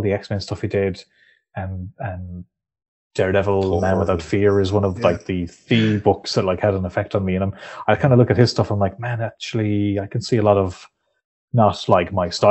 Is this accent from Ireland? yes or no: yes; Clare, Munster, Ireland; also born or lived in Dublin; I was born in Dublin, but we moved back to Clare when I was still a baby. So I was reared here.